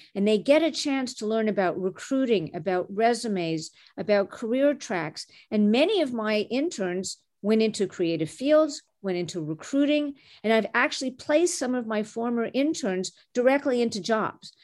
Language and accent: English; Montreal, Quebec, Canada; first language French; English is a second language; now in Chicago, United States; Growing up in Canada, I was the daughter of immigrants who came from Egypt and Syria